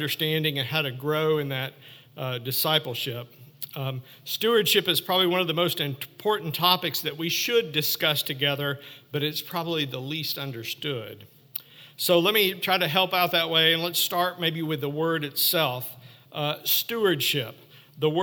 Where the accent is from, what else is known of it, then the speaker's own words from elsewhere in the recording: Ozark Mountains, Arkansas, United States; I grew up in the Ozark Mountains, camping and fishing and hiking a lot in my youth, mostly along the Buffalo River and the White River